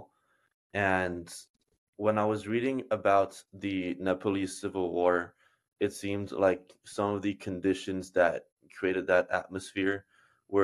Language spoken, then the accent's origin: English; United States; my experience as an American